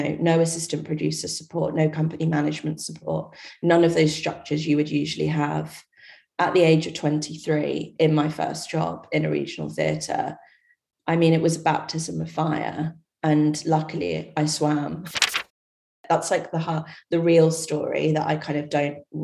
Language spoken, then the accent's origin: English; Ipswich, East of England, United Kingdom; moved away; also born or lived in Birmingham; I was born in Birmingham, going right to the start, and I grew up in Ipswich, down south